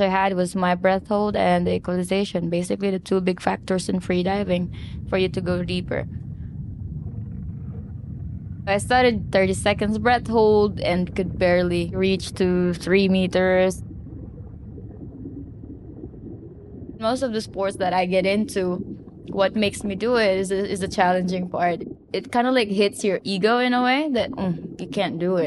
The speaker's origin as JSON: {"language": "English", "town": "Davao", "region": "Davao Region", "country": "Philippines", "tie": "born or raised there", "also_born_or_lived": "Manila, Philippines", "moved": "as an adult", "lives_now": "Siargao Island, Philippines", "said": "I was born in Davao."}